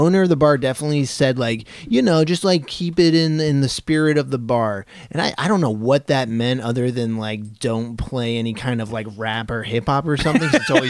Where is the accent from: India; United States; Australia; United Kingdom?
United States; Portland, Maine; Growing up in Portland, Maine, Northeast, very racist.